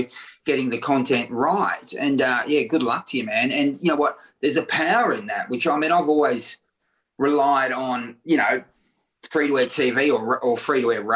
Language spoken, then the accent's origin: English; Victoria, Australia; when I was 12, you know, I was growing up in Victoria